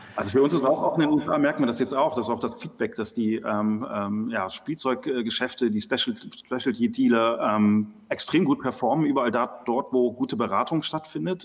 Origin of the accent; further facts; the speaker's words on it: Düsseldorf, North Rhine-Westphalia, Germany; wir kommen aus Düsseldorf, auf der Nordstraße habe ich früher meine ersten drei Fragezeichen-Kassetten gekauft